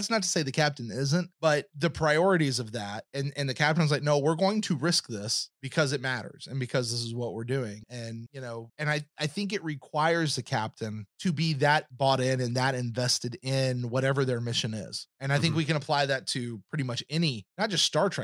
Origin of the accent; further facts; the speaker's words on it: the South, United States; me as a Southerner